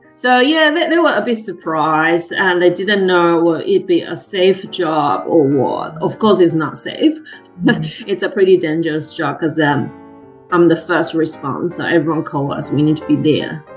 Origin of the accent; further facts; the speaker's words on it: Tainan, Taiwan; moved away as an adult; also born or lived in Taipei, Taiwan; now in Queensland, Australia; I'm from Taiwan, Tainan. So I was born in Tainan and basically uh, stayed in Tainan my entire whole life until uni